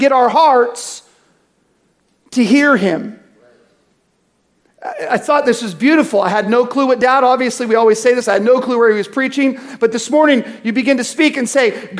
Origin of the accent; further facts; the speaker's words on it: United States; also born or lived in California; I'm American